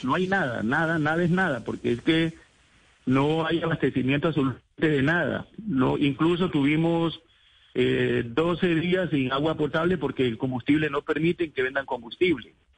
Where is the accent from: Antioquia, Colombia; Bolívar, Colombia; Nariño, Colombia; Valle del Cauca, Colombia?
Nariño, Colombia; El Charco